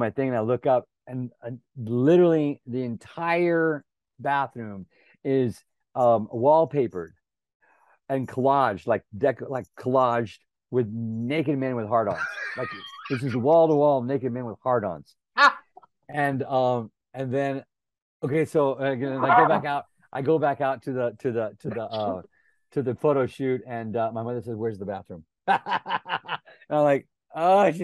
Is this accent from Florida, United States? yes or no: no; Helotes, Texas, United States; I grew up near San Antonio, but on a goat ranch out in Helotes, Texas.